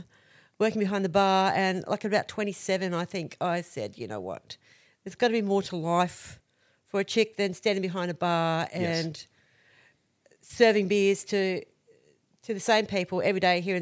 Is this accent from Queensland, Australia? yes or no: yes; Blackwater, Queensland, Australia; I grew up in Blackwater, which is a mining town west of here.